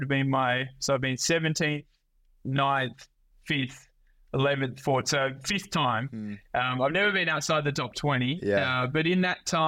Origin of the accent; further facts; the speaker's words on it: Australia; being Australian is kind of good. You know, we grow up on the beach